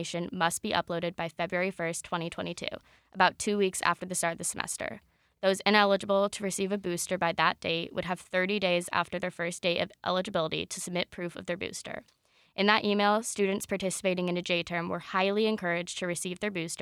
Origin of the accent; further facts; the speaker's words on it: Colorado, United States; moved away as an adult; I'm from Colorado